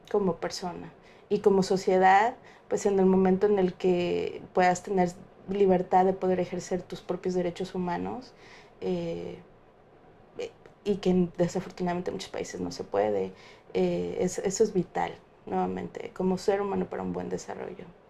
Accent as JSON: {"language": "Spanish", "country": "Mexico", "said": "yo como mexicana"}